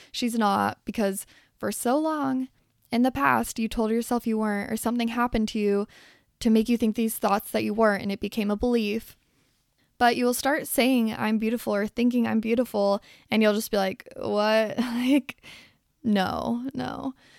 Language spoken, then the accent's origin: English; Salt Lake City, Utah, United States; I grew up in Salt Lake City, Utah